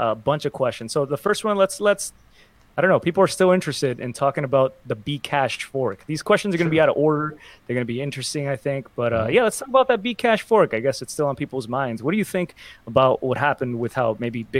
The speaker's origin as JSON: {"language": "English", "town": "Miami", "region": "Florida", "country": "United States", "tie": "born or raised there", "moved": "yes", "lives_now": "Los Angeles, United States", "said": "I grew up in Miami"}